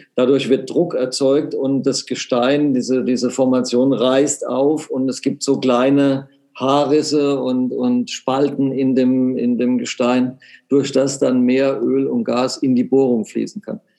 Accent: Germany; dass man aus Deutschland kommt

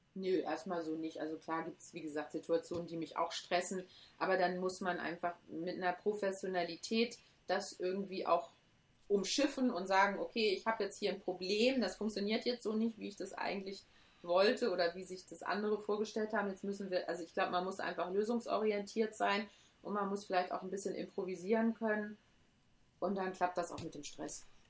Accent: Hamburg, Germany; now in Cologne, Germany; ich bin gebürtige Hamburgerin und ich liebe Hamburg und ähm, das ist auch meine Heimat irgendwie

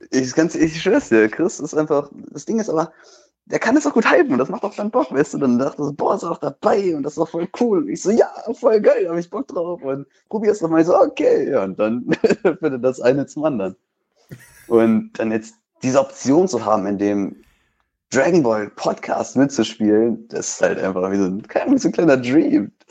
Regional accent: North Rhine-Westphalia, Germany; Ich komme aus NRW.

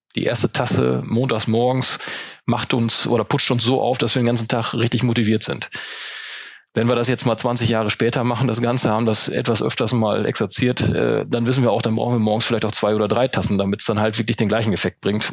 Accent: Münsterland, North Rhine-Westphalia, Germany; wenn man im Münsterland mitten auf dem Plattenland groß wird

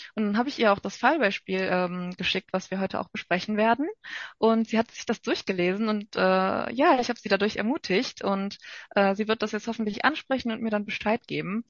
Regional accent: North Rhine-Westphalia, Germany; komme ich aus Nordrhein-Westfalen

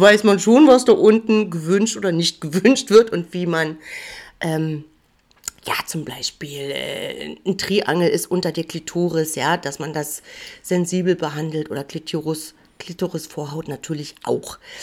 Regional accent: Mecklenburg-Vorpommern, Germany; born or raised there; now in Jena, Germany

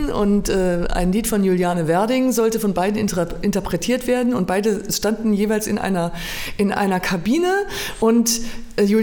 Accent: Mannheim, Baden-Württemberg, Germany; now in Weimar, Germany; früher kam mir Mannheim gar nicht so groß vor, aber seitdem ich Weimar ähm, schon lang, lange meine Heimat jetzt nenne und zurückkomme, denke ich mal so, fuck, wie riesig ist diese Stadt

